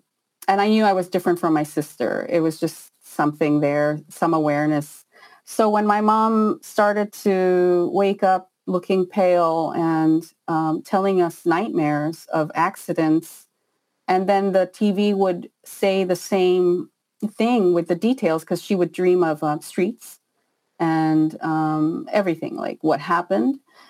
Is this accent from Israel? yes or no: yes; Israel; also born or lived in Peru; No, I was born in Peru, but my father had got a job in Israel, and he was trying to, you know, come out of poverty.